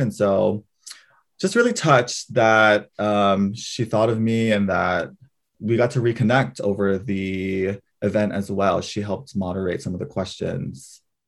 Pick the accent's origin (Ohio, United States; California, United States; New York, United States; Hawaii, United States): Hawaii, United States; moved away as an adult; being fourth generation Japanese in Hawaii